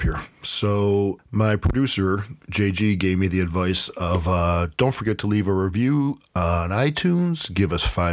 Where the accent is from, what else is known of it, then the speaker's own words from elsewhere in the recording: Buffalo, New York, United States; my hometown of Buffalo, New York